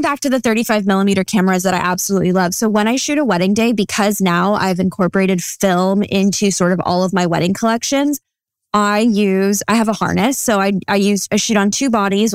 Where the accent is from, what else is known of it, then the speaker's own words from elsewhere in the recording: Santa Clarita, California, United States; now in Ventura, United States; the lab is based out of my hometown, Santa Clarita